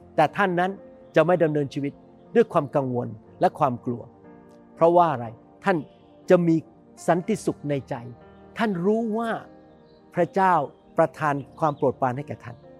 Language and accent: Thai; Thailand; moved away as an adult; now in United States; ผมเป็นคนไทย